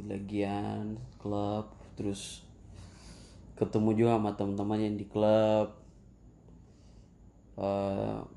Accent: Ambon, Maluku, Indonesia; now in Bali, Indonesia; Aslinya tuh dari Ambon.

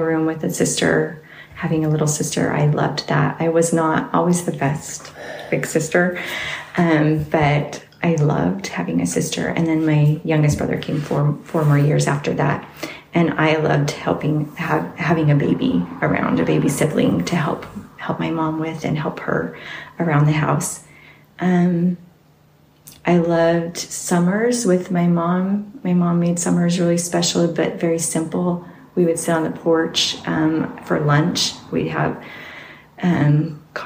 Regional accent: Salt Lake City, Utah, United States; also born or lived in Sandy, Utah / Bountiful, Utah; I was born in Salt Lake and lived basically in the Salt Lake area, Sandy, Cinderville, and Bountiful. That's where I grew up.

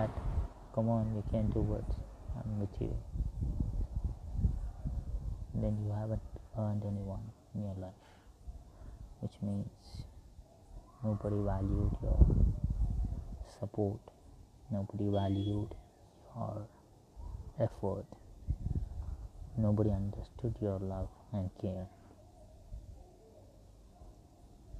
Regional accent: India; I'm from India

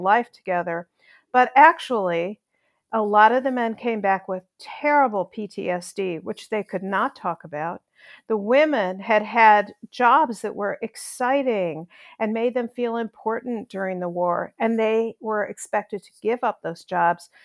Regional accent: Chicago, Illinois, United States; moved away as an adult; also born or lived in New York; now in Nashville, United States; I grew up in Chicago

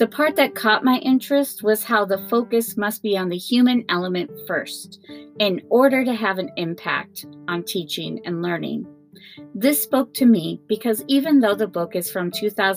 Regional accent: Minnesota, United States; in my home state of Minnesota

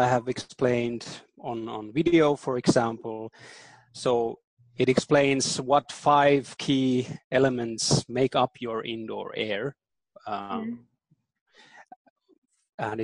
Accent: Berlin, Germany; first language German; English is a second language; I was born and raised in Berlin, actually, in Germany.

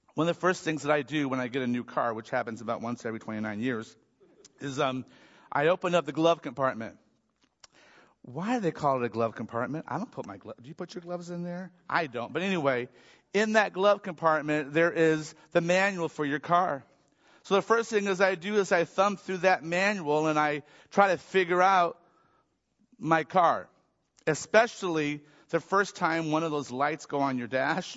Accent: Michigan, United States; I grew up in Michigan

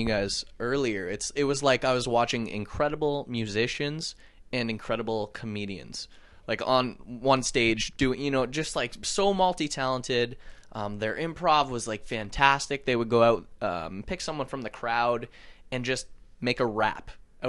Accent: Canada; Growing up in Canada

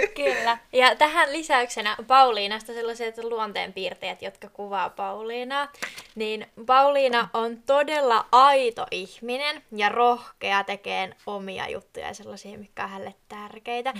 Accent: Kiikoinen, Satakunta, Finland; now in Lapland, Finland; mä oon kotoisin Etelä-Suomesta sellaisesta pienestä kylästä kuin Kiikoinen

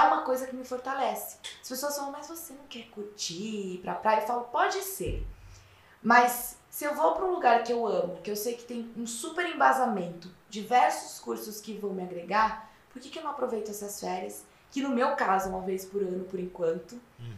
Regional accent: Piracicaba, São Paulo, Brazil; now in São Paulo, Brazil; eu sou do interior de São Paulo, de uma cidade que se chama Piracicaba

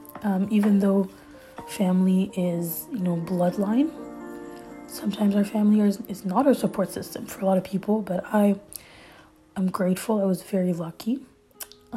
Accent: Montreal, Quebec, Canada; first language French; English is a second language; I'm Canadian, so I'm born in Montreal, Canada, in a middle class, you know, home

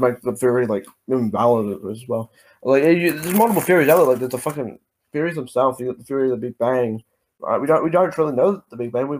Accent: Australia; I'm a fucking Aussie. I live in Australia, man.

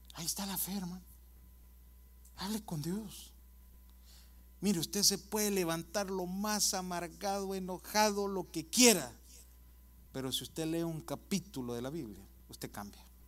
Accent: El Salvador; moved away; yo soy del Salvador, mirábamos Canal 2, 4 y 6 y decía en El Salvador

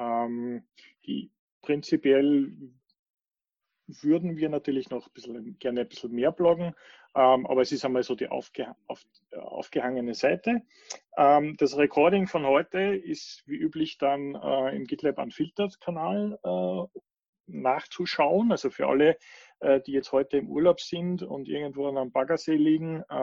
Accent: Switzerland; Ich bin auch aus der Schweiz.

